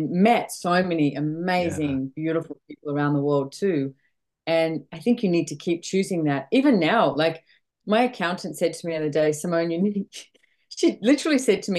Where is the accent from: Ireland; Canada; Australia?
Australia; Sydney, New South Wales; moved away as an adult; also born or lived in London; now in Sunshine Coast, Australia; Yes, I'm from Australia, born and bred in Sydney, Australia. I live on the Sunshine Coast now.